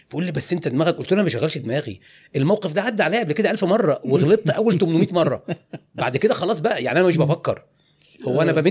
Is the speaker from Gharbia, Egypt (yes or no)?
yes; Tanta, Gharbia, Egypt; also born or lived in 6th of October City / Hurghada; عمري 51 سنه انا من طنطا ومقيم